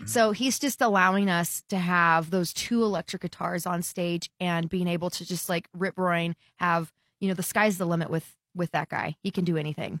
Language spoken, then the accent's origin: English; Texas, United States; growing up in the Texas market